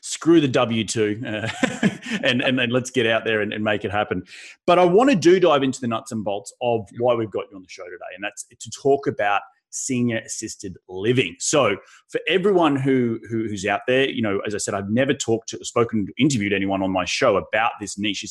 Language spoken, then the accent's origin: English; Australia; now in United States; Australia, my home country